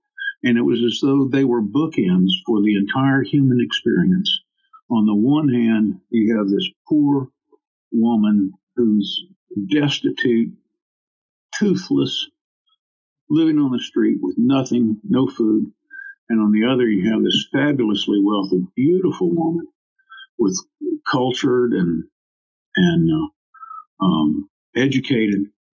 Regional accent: Hawaii, United States; born there; also born or lived in Munich / Washington, D.C. / Shreveport / New Orleans; I was born in Hawaii, of all places. I've lived in Munich and Washington, D.C., and Shreveport and New Orleans and San Antonio and Austin twice and Honolulu and on the island of Maui.

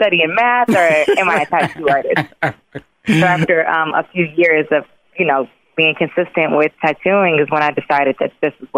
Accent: Chicago, Illinois, United States; Like, yeah, I'm from Chicago. I'm a tattoo artist.

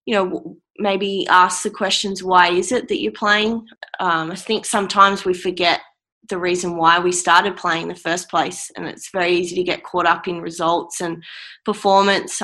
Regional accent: Australia; how damn lucky we are to be from Australia

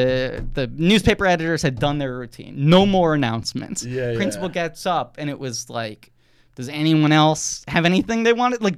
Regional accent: New York City, New York, United States; I grew up in New York City

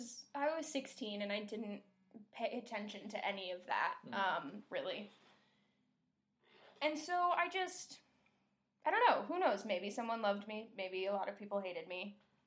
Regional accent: Camano Island, Washington, United States; now in East Coast, United States; I'm from Kameno Island, technically. I say Seattle because here on the West Coast, I mean, here on the East Coast, when you say we're from Washington, they think D.C.

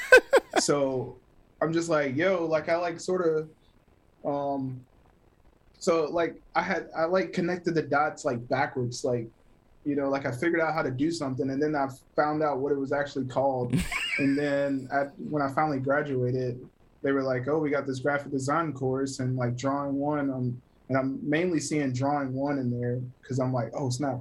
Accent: Greer, South Carolina, United States; also born or lived in Taylors, South Carolina; originally born and raised in South Carolina. Um, Greer, Greer to be exact, like Taylor's area

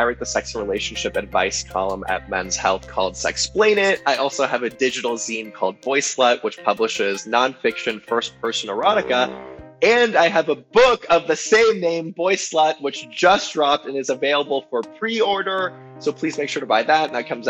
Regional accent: Los Angeles, California, United States; So I grew up in Los Angeles in the Valley. I'm a proud Valley boy. And I grew up in like a reformed Jewish family that was actually pretty sex positive as far as things go.

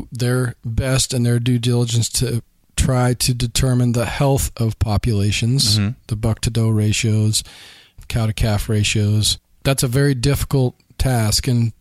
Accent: Idaho, United States; an Idaho resident, so I grew up in Idaho

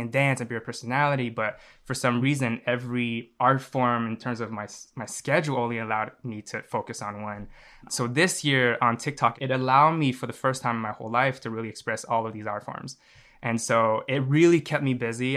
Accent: Montreal, Quebec, Canada; I'm from Montreal, Canada.

